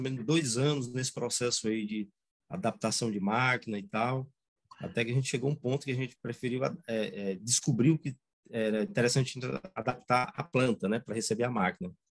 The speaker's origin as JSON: {"language": "Portuguese", "town": "Ubajara", "region": "Ceará", "country": "Brazil", "said": "sou da região de Ubajara, né? É, minha família toda é daqui, meus pais"}